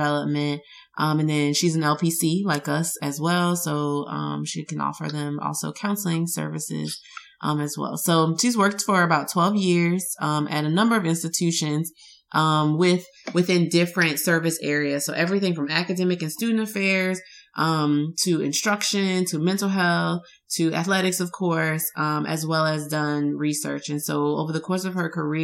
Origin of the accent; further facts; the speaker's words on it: Louisiana, United States; neither one of us say it properly because we're from Louisiana and that's just how we talk